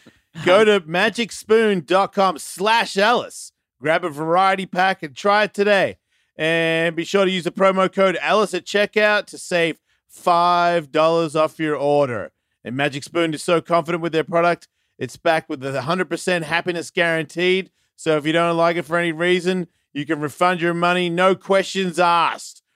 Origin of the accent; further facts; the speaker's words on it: Australia; moved away; also born or lived in Carlsbad; I'm Australian